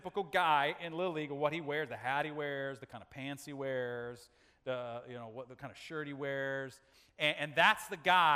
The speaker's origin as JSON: {"language": "English", "country": "United States", "said": "as American men"}